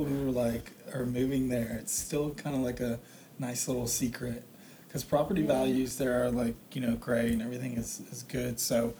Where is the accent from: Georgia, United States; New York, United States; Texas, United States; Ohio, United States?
Texas, United States; Houston; now in San Antonio, United States; No, I'm actually from Houston, but I've been in San Antonio for like 15 years now. So I went out there for school and just ended up staying